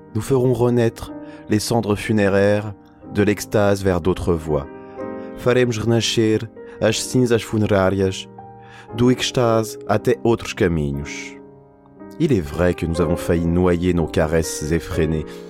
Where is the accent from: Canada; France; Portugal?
Portugal; Tumar, c'est une ville près de chez moi au Portugal